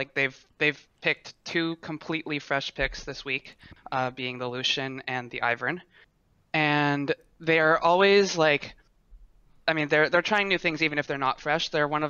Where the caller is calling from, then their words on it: Ottawa, Ontario, Canada; Hi, I'm from Ottawa, Ontario.